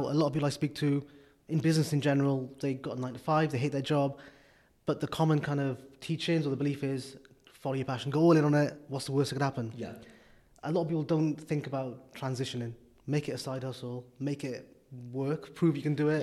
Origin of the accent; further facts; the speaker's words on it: Wales, United Kingdom; I'm from Wales.